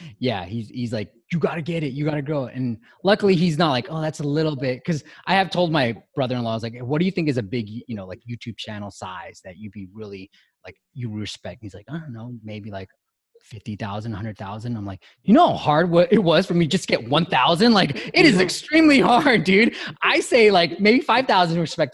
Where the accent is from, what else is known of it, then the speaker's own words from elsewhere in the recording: Bay Area, California, United States; growing up in the Bay Area